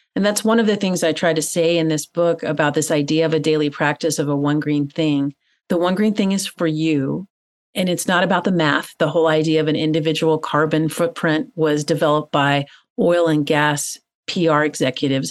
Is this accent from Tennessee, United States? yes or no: yes; Tennessee, United States; growing up in Tennessee, which is in the southeastern part of the United States